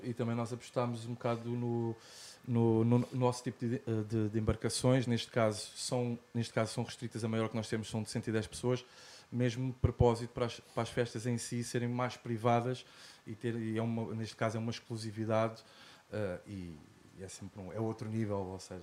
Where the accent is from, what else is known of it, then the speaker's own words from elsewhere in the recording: Lisbon, Portugal; now in Algarve, Portugal; sou de Lisboa, eh, vivo, cá, vivo cá embaixo no Algarve